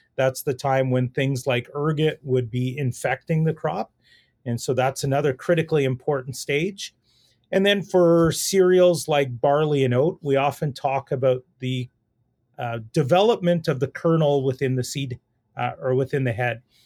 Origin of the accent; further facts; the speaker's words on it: Saskatoon, Saskatchewan, Canada; I grew up in the Saskatoon area, really grew up in the city